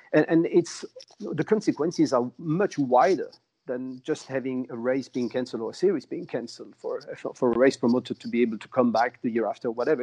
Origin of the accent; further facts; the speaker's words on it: Angoulême, Nouvelle-Aquitaine, France; I'm in Angoulême, uh, which is my hometown, 100 kilometers north Bordeaux